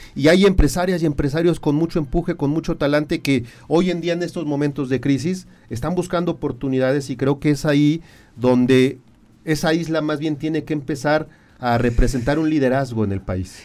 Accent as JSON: {"language": "Spanish", "region": "Querétaro", "country": "Mexico", "said": "quienes somos queretanos"}